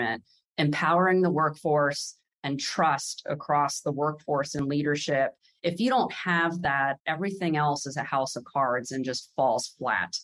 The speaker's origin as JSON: {"language": "English", "area": "around the Pentagon", "region": "Virginia", "country": "United States", "tie": "born or raised there", "said": "I grew up around the Pentagon"}